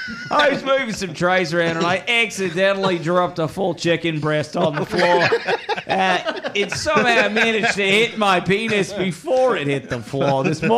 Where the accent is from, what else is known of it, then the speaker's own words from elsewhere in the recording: Australia; You are, my friend. I'm from Australia.